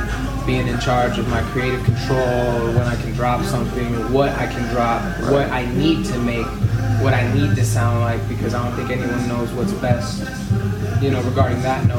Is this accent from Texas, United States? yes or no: no; Las Cruces, New Mexico, United States; originally from here, Las Cruces, New Mexico, born and raised. I've never lived anywhere else